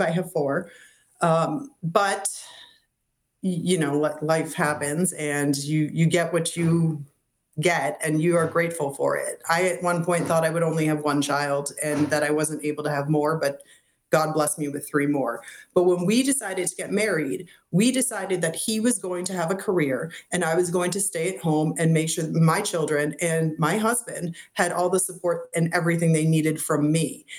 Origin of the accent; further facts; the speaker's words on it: Massachusetts, United States; now in Florida, United States; growing up in Massachusetts